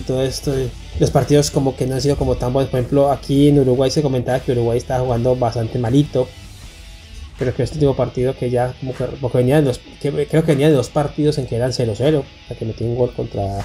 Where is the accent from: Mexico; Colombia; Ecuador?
Colombia; Calarcá, Quindío; Calarca es nuestro pueblo natal, de todos nosotros aquí, nacimos allá